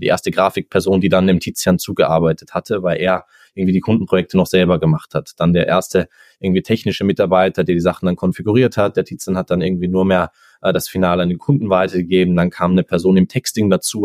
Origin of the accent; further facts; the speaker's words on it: Austria; ich komme, wie gesagt, ursprünglich aus Österreich, lebe auch nach wie vor